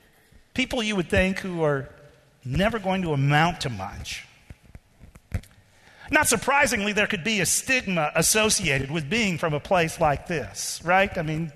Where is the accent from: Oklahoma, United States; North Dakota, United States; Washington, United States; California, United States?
North Dakota, United States; Fargo; Well, we're from Fargo.